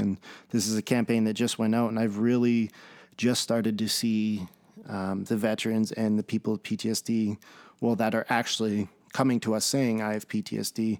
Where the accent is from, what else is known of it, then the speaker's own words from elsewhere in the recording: Red Deer, Alberta, Canada; I'm from Red Deer, Alberta, Canada